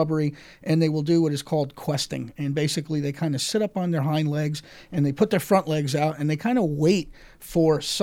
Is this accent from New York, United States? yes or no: yes; New York, United States; moved away; I'm from New York originally.